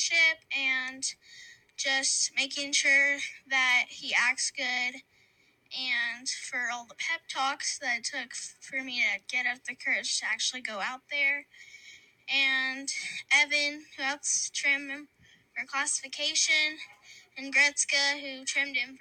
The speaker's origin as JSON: {"language": "English", "country": "United States", "said": "I'm from Linn County, and I am 12 years old."}